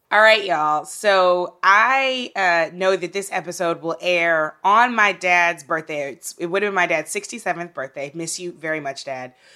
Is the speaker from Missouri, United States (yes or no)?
yes; St. Louis, Missouri, United States; my hometown of Saint Louis